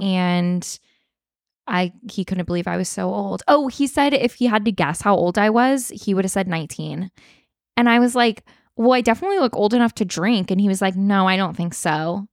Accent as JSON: {"language": "English", "town": "Sacramento", "region": "California", "country": "United States", "said": "I'm like from Sacramento area"}